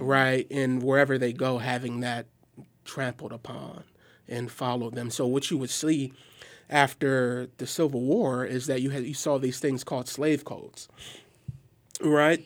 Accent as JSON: {"language": "English", "town": "Milwaukee", "region": "Wisconsin", "country": "United States", "said": "I hail from Milwaukee, Wisconsin"}